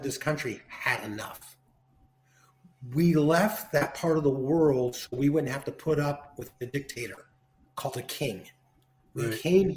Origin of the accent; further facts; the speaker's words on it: United States; Americans are fighters, and we never quit and we never give up.